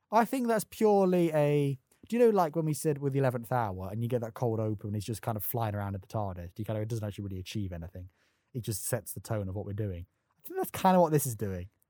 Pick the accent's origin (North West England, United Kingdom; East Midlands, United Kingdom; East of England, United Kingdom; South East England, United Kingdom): East Midlands, United Kingdom; Nottingham; I'm from Nottingham.